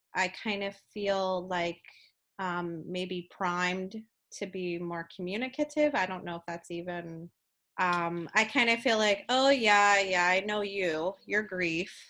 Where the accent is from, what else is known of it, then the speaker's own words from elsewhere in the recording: New Jersey, United States; I'm originally from South Jersey